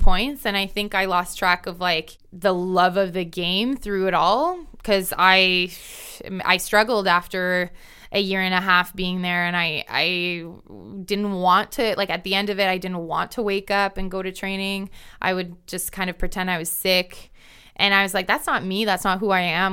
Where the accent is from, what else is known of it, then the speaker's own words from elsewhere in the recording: Ontario, Canada; there's a club in my home, you know, in my hometown. There's a bunch of clubs across Ontario